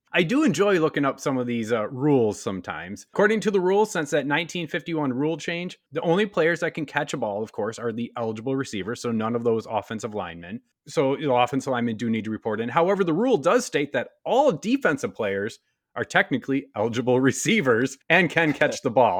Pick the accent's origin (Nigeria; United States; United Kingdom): United States; Wisconsin; my home state of Wisconsin.